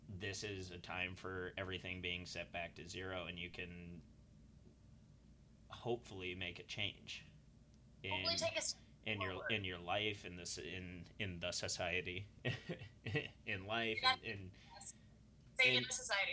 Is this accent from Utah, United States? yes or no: yes; Utah, United States; I grew up in Utah, and most of my friends were white, but that was the area I grew up in.